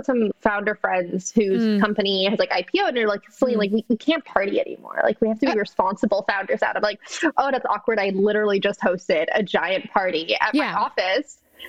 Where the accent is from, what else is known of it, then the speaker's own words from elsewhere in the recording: Austin, Texas, United States; it was cute growing up in Austin.